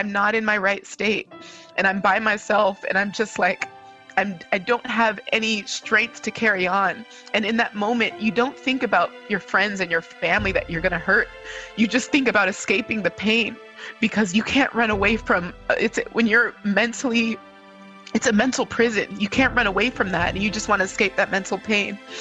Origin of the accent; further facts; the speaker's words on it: California, United States; I am a daughter of two Nigerian immigrant parents, but I was born and raised in California.